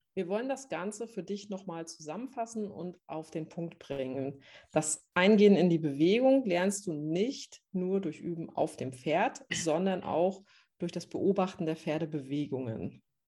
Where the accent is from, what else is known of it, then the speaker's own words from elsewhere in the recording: Northern Germany, Germany; moved away as an adult; ich bin vor zweieinhalb Jahren nach Norddeutschland in meine alte Heimat zurückgezogen